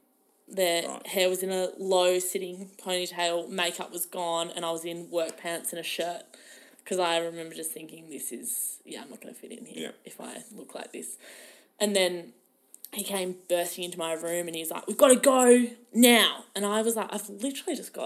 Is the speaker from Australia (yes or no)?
yes; Melbourne, Victoria, Australia; I'm from Melbourne.